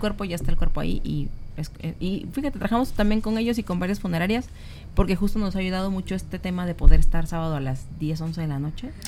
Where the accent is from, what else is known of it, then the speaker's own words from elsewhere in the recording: Minatitlán, Veracruz, Mexico; moved away; Yo soy de Minatitlán, Veracruz